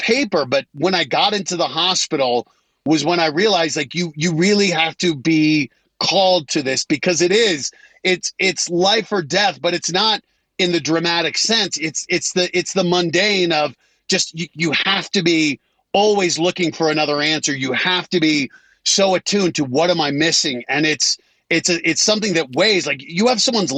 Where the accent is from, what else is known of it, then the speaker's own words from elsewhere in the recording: Colorado, United States; moved away as an adult; I grew up in Colorado